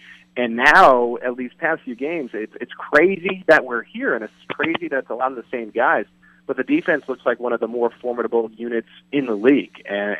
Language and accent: English; East Coast, United States; moved away as an adult; now in Kansas City, United States; I'm actually from the East Coast, and I came to Kansas City to cover football and cover the Chiefs.